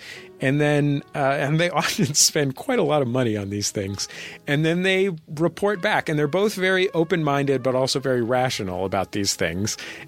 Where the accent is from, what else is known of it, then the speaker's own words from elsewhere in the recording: Somerville, Massachusetts, United States; She's from Arlington. I'm from Somerville.